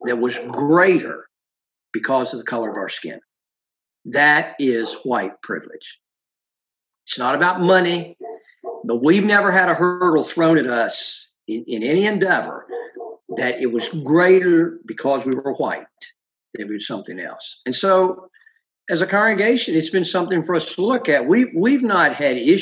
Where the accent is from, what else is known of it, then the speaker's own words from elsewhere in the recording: Virginia, United States; also born or lived in Ohio; My family moved to Virginia when I was 7